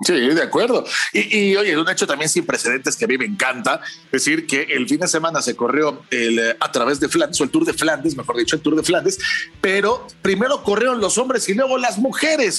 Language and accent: Spanish; Mexico